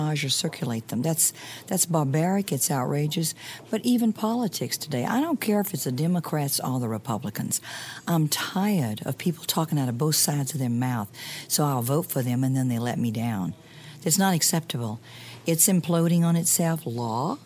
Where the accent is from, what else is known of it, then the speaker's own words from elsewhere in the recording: Mississippi, United States; I'm from Mississippi